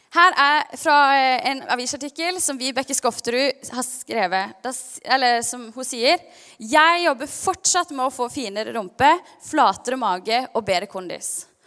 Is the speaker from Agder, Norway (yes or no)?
yes; Kristiansand, Agder, Norway; also born or lived in Stavanger; når vi flytta fra Stavanger til Kristiansand da jeg var ca. seks år